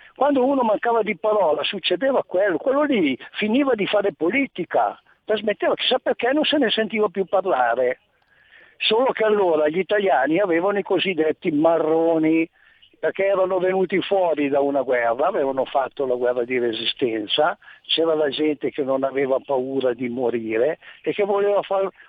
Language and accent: Italian; Gallarate, Lombardy, Italy; io sono nato a Gallarate